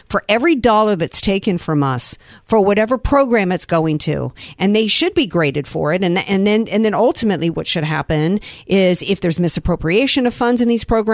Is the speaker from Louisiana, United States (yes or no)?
yes; New Orleans, Louisiana, United States; now in San Diego, United States; I'm from New Orleans